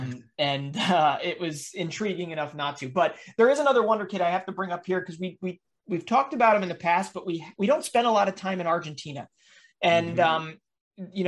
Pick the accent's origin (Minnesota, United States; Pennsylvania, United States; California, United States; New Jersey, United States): Pennsylvania, United States; Philadelphia; my hometown team, the Philadelphia Union